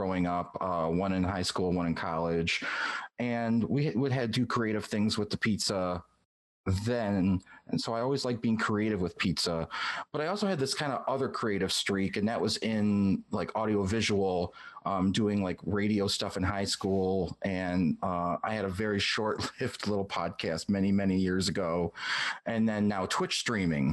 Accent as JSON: {"language": "English", "town": "Detroit", "region": "Michigan", "country": "United States", "tie": "born or raised there", "moved": "yes", "lives_now": "Atlanta, United States", "said": "I grew up in the Detroit area."}